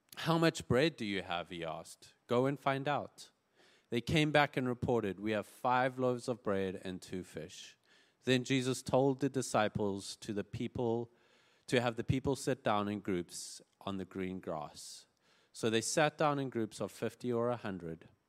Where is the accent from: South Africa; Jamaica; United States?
South Africa; moved away; I grew up in South Africa